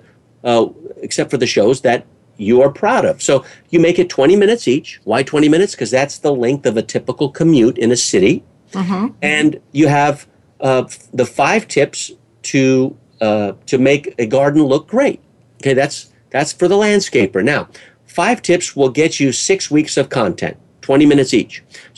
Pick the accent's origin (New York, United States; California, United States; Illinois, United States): California, United States; California, which is my home state here in the United States